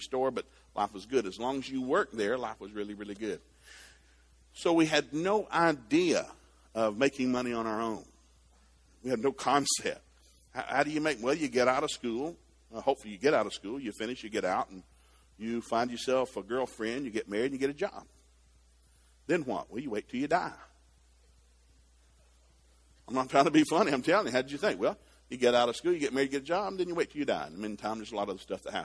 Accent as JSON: {"language": "English", "town": "Chattanooga", "region": "Tennessee", "country": "United States", "tie": "born or raised there", "said": "I grew up in Chattanooga, Tennessee"}